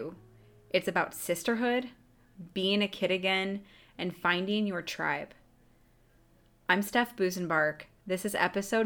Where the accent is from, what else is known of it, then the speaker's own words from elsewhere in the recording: United States; moved away; I'm from the Quad City area originally